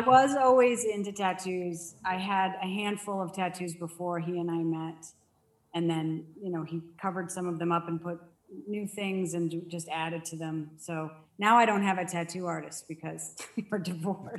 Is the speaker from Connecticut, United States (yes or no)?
yes; Danbury, Connecticut, United States; moved away as an adult; also born or lived in Dover, Delaware; now in Arizona, United States; I grew up in Danbury, Connecticut, only about 45 minutes outside of Manhattan